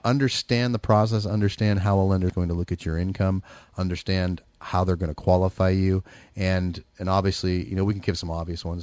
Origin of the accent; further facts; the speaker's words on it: San Francisco Bay Area, California, United States; I'm from the Bay Area